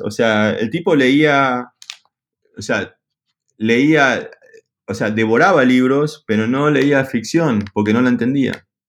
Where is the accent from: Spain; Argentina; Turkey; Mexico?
Argentina; soy argentino